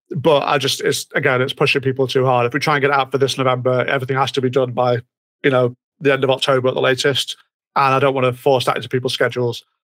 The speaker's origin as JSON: {"language": "English", "country": "United Kingdom", "said": "it's Britain. We have a we have a very checkered past"}